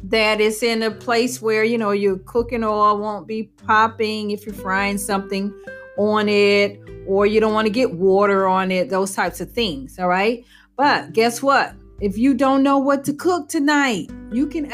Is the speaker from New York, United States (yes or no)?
no; New Orleans, Louisiana, United States; I'm from New Orleans